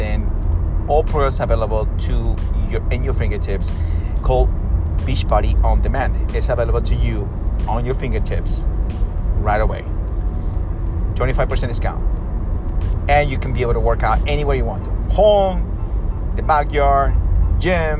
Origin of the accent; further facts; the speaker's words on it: Peru; I'm from South America, you know, South America, Peru.